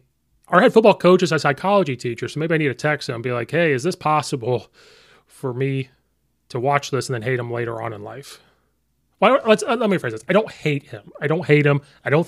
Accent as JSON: {"language": "English", "region": "Central Illinois", "country": "United States", "tie": "born or raised there", "moved": "as an adult", "lives_now": "Naperville, United States"}